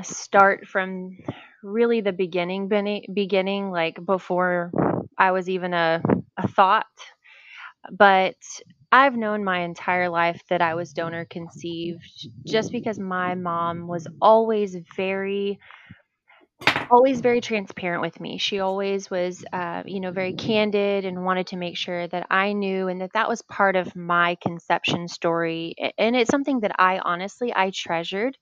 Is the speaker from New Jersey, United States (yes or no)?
no; Nacogdoches, Texas, United States; now in Pearland, United States; I was born in Nacogdoches. So very East Texas